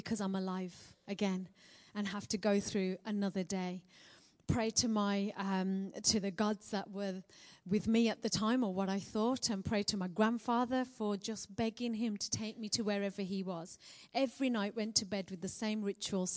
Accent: Birmingham, West Midlands, United Kingdom; accent: Birmingham; I'm a Brummie born and bred girl

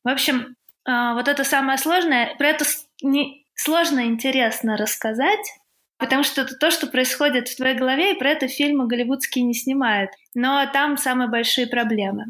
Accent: Tula, Tula Oblast, Russia; А я в Туле родилась и жила в Туле

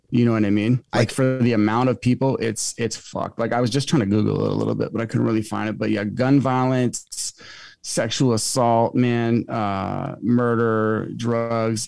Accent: Alaska, United States; moved away as an adult; also born or lived in Manhattan / Marina Del Rey; Alaska is my home state

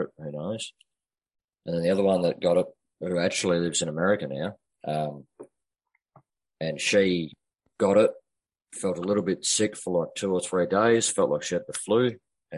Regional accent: Australia; being that I'm Australian and I live in the bush

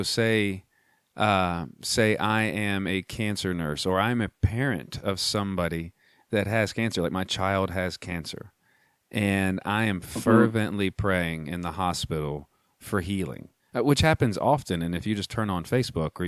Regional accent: United States; as an American

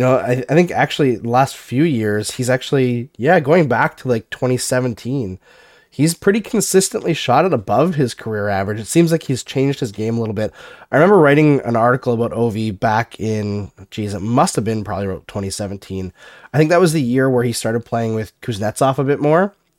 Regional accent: Alberta, Canada; moved away; I grew up partially in Alberta

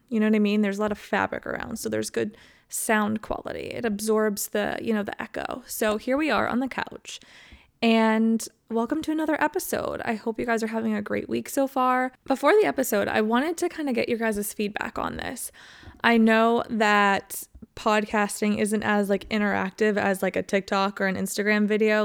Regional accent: Ohio, United States; moved away; I used to wanna get out of Ohio winter so bad

